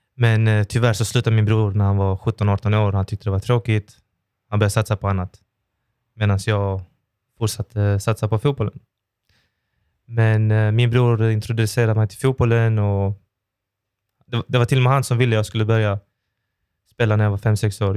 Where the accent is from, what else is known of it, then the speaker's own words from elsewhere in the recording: Malmö, Skåne, Sweden; jag är ju född och uppvuxen i Oxie